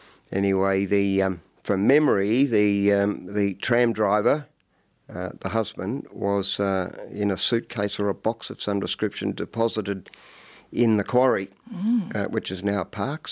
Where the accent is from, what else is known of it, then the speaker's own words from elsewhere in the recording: Hawthorn East, Victoria, Australia; but I grew up in East Hawthorne.